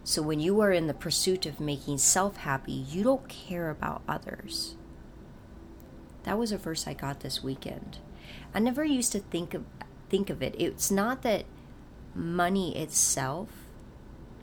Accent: North Dakota, United States; I'm from North Dakota

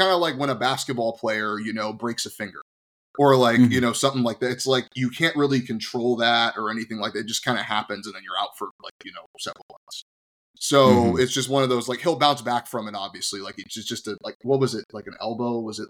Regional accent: Cincinnati, Ohio, United States; I'm born and raised in Cincinnati.

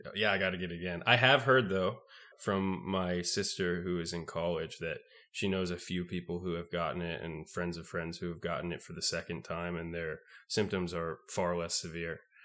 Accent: the South, United States; I'm Mormon and I'm from the South

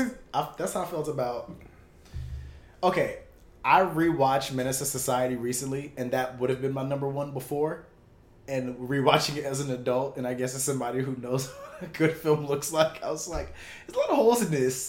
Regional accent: Jamaica; You know I'm Jamaican. I'm not like all the way.

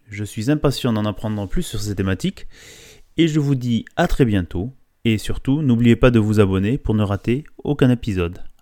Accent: Bordeaux, Nouvelle-Aquitaine, France; en tant que bordelais.

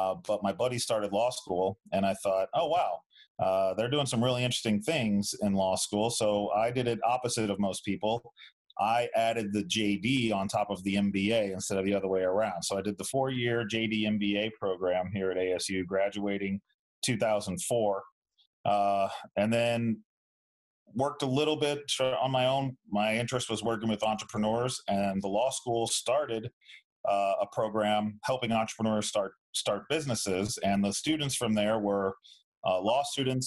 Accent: St. Louis, Missouri, United States; moved away as an adult; now in Tempe, United States; I went from living in the same room my entire life, growing up there in St. Louis

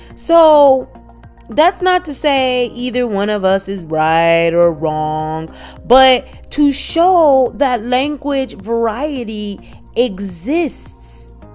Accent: Midwest, United States; first language English; we're both Americans, we both grew up in America in our different cities. You know, uh, we we grew up uh, in different states, but the Midwest.

